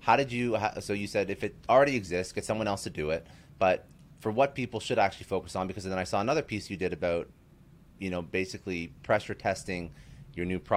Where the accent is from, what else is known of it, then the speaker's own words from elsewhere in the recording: Canada; in Canada, I'm Canadian